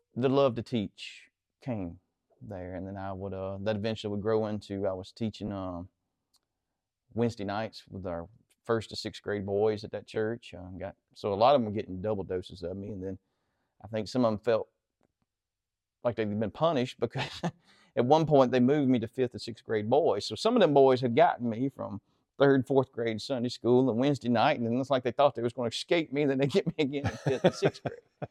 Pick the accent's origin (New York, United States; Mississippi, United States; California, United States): Mississippi, United States; Central; I grew up here just behind Antioch in the woods